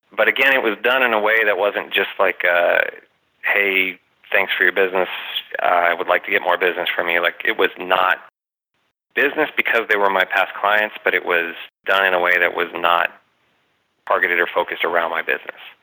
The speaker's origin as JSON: {"language": "English", "country": "United States", "tie": "born or raised there", "said": "I'm a West Valley guy. I grew up in the West Valley. I've lived here my whole life."}